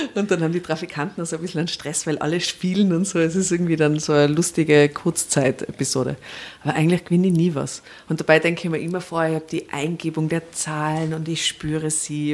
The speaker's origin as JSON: {"language": "German", "region": "Tyrol", "country": "Austria", "said": "ich bin aus Tirol"}